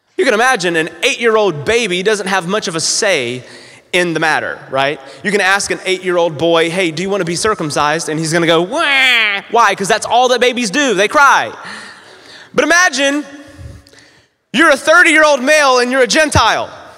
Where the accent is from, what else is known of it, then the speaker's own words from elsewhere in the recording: North Carolina, United States; also born or lived in Florida / Evansville, Indiana; now in Newburgh, United States; I'm not originally from uh, Evansville, but I, I'm originally from North Carolina, so I'm a Southern boy